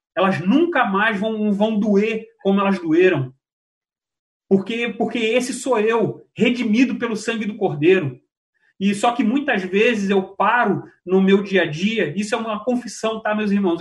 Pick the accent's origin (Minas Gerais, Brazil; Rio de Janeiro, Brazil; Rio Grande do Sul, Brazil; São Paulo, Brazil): Rio de Janeiro, Brazil; moved away; cidade onde eu nasci, no Rio de Janeiro, é, um, uma, um bairro da Zona Norte